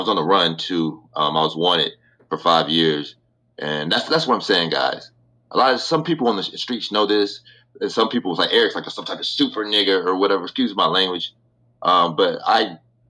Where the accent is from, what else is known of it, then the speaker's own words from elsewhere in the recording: Chicago, Illinois, United States; also born or lived in California; I'm from Chicago, Illinois.